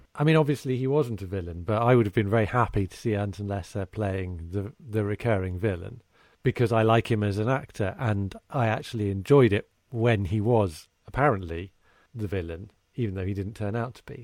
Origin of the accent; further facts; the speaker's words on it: United Kingdom; as a Brit growing up, i, you know, in the, in the late twentieth century